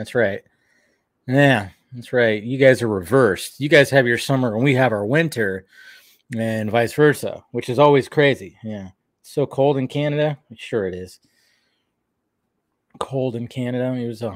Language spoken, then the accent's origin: English; United States; also born or lived in Alabama; I'm American.